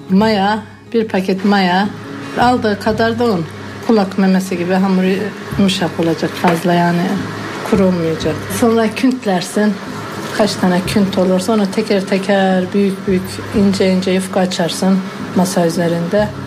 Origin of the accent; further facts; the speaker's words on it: Erzurum, Turkey; Neresi? Erzurumluyum.